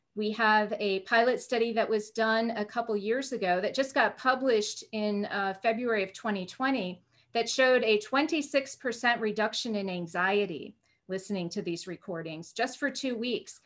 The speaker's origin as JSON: {"language": "English", "region": "Oregon", "country": "United States", "tie": "born or raised there", "also_born_or_lived": "Arizona / East Coast", "moved": "yes", "said": "grew up in Oregon"}